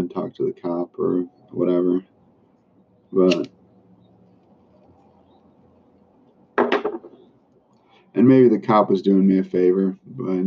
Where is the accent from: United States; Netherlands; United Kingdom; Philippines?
Philippines; moved away; I grew up in the Philippines